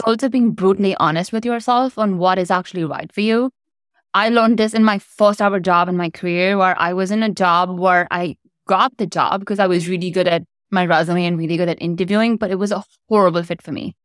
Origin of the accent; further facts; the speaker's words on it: India; moved away as an adult; also born or lived in United States; I grew up in India. I moved to the U S in college.